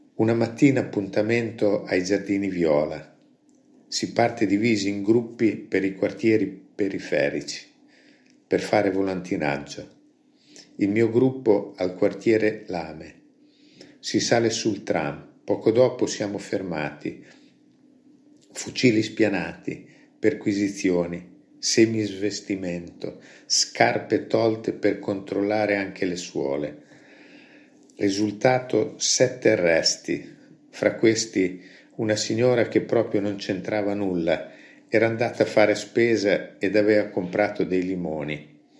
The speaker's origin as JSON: {"language": "Italian", "town": "Gambettola", "region": "Emilia-Romagna", "country": "Italy", "said": "alla cooperativa del popolo del mio paese"}